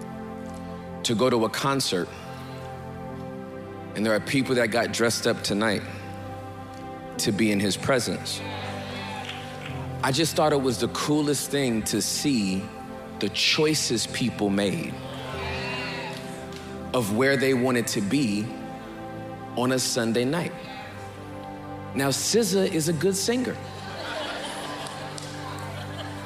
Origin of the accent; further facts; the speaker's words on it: California, United States; I'm from Cali